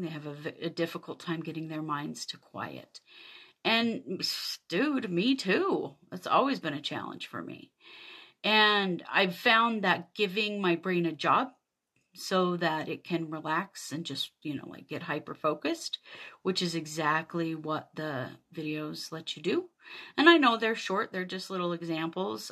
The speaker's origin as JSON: {"language": "English", "region": "Idaho", "country": "United States", "tie": "born or raised there", "said": "I grew up in Idaho in the U S"}